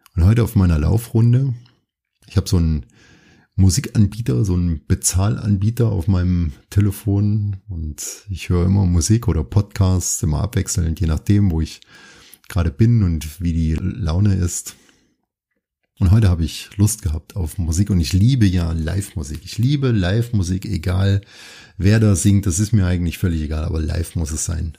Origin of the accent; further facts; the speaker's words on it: Thuringia, Germany; ich bin ja in Thüringen aufgewachsen